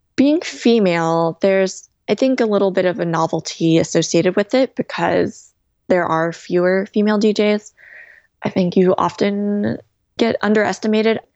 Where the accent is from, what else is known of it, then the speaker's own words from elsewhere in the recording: California, United States; moved away as an adult; now in New York, United States; I'm originally from California, had been a California girl, like, my whole life